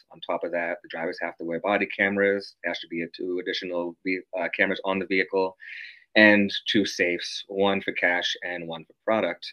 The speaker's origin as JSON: {"language": "English", "town": "Quincy", "region": "Massachusetts", "country": "United States", "tie": "born or raised there", "said": "my hometown of Quincy"}